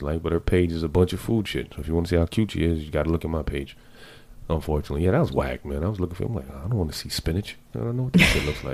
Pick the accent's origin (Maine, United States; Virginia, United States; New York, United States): New York, United States; New York City; I'm from the Bronx, so I'm Dominican, too